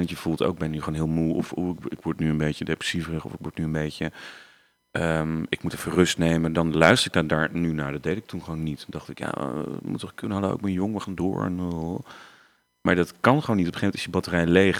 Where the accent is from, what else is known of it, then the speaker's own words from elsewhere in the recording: Waalwijk, North Brabant, Netherlands; also born or lived in Oirschot; Ik ben eigenlijk opgegroeid in Waalwijk. Dat is niet zo heel ver vandaan, dus Brabant ook